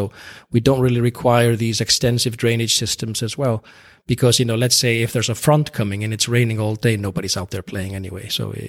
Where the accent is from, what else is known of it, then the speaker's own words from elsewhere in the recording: Iceland; In Iceland, the population is quite small. We are around 350,000, just above that maybe.